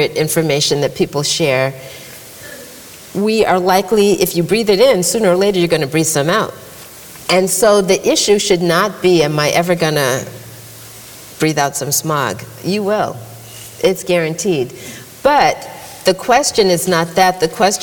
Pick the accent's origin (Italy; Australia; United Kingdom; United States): United States; Massachusetts; I grew up in Massachusetts